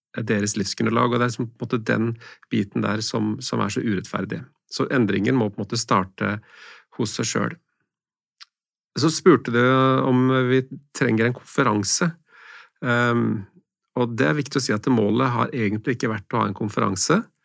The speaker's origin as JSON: {"language": "Norwegian", "country": "Norway", "said": "min velstand som nordmann"}